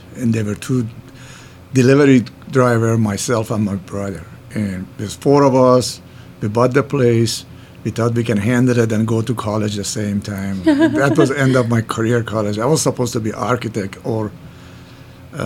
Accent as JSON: {"language": "English", "country": "Iran", "also_born_or_lived": "New York", "accent": "Middle Eastern", "second_language": "English", "moved": "as an adult", "lives_now": "Minneapolis, United States", "said": "I moved from Iran in 1976. I come to New York, and I stayed"}